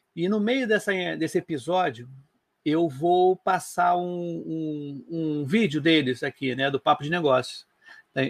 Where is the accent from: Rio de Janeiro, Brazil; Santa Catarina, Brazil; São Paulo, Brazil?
Rio de Janeiro, Brazil; eu sou do Rio de Janeiro